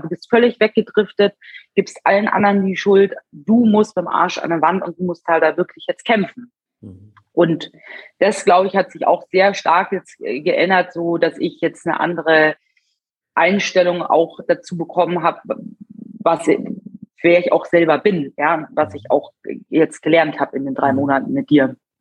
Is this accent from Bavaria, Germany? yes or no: yes; Munich, Bavaria, Germany; Ich bin 34 Jahre und ich komme aus München